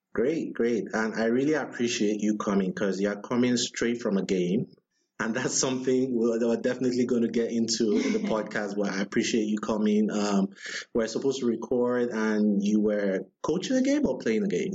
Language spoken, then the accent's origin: English; Nigeria; I'm Nigerian